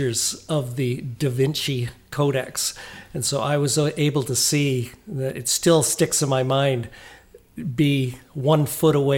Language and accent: English; Oliver, British Columbia, Canada; moved away as an adult; also born or lived in Vancouver; Grew up in Oliver in the South Okanagan when it was all fruit trees, before grapes, before the wine industry. Born there, went all the way through up to high school before I left there